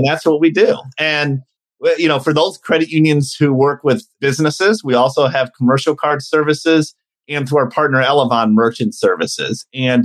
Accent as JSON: {"language": "English", "town": "Detroit", "region": "Michigan", "country": "United States", "tie": "born or raised there", "said": "I grew up in the Detroit area."}